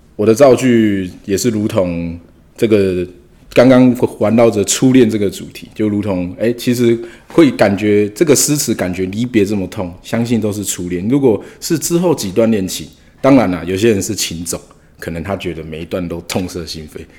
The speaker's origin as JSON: {"language": "Chinese", "town": "Hualien City", "region": "Hualien County", "country": "Taiwan", "said": "我是花莲人，花莲"}